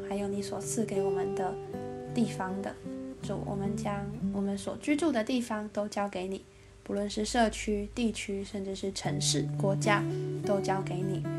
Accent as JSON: {"language": "Chinese", "region": "Changhua County", "country": "Taiwan", "also_born_or_lived": "Neihu, Taipei", "moved": "yes", "lives_now": "Taipei, Taiwan", "said": "我一直称为我是彰化人，但其实我在台北住了很久。"}